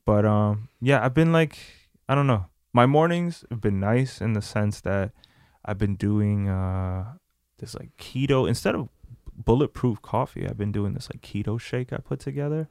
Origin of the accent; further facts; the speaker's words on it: New Jersey, United States; We're from Jersey